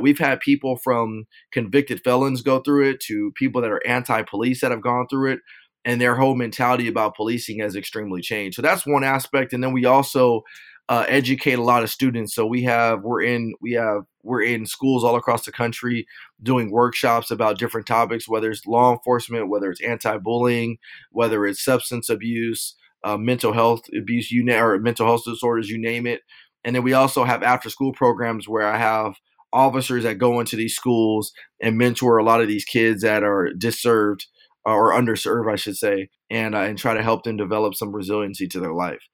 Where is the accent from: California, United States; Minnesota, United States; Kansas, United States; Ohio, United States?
California, United States; Rialto; also born or lived in Las Vegas, Nevada; I'm from Southern California, grew up in a city named Rialto.